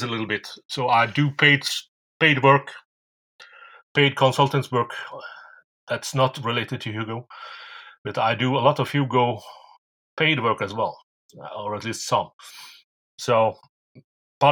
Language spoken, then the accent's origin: English; Norway; English is a second language; I'm from Norway